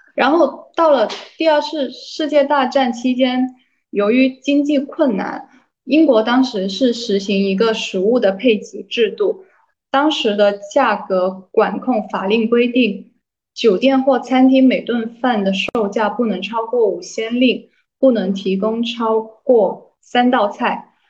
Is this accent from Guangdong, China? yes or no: yes; Guangzhou, Guangdong, China; 我是广州人嘛，就我，我自己的口味是很清淡的，就爱吃粤菜